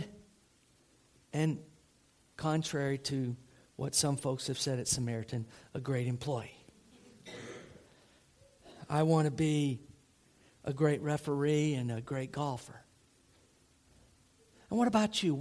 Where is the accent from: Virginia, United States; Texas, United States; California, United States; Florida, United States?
Florida, United States; Tampa; moved away; I grew up outside of Tampa, Florida